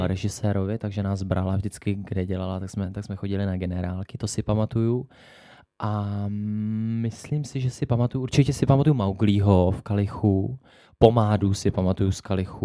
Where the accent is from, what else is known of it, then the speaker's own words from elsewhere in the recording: Jihlava, Vysočina Region, Czechia; u nás v Kulturáku v Jihlavě